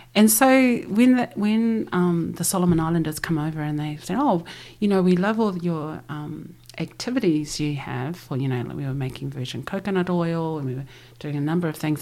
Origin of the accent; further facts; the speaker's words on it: Christchurch, Canterbury, New Zealand; we grew up here in Aotearoa with passports and driver licenses